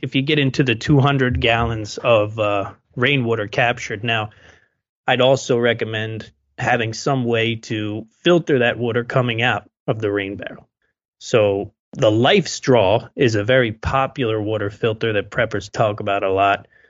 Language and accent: English; United States; we're American too